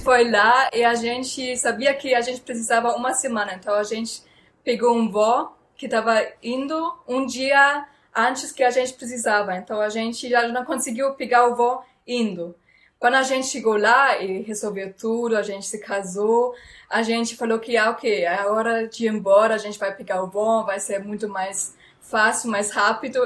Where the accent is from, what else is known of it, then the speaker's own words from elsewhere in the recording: Frankfurt, Hesse, Germany; Portuguese is a second language; moved away as an adult; now in Brazil; eu sou alemã e nasci em Frankfurt